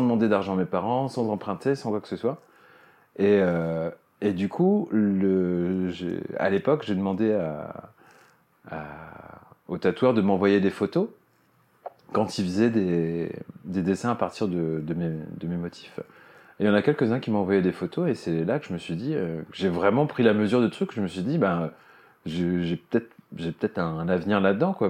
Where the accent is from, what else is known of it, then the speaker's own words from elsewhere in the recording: Cherbourg, Normandy, France; moi, j'ai grandi à Cherbourg, en Normandie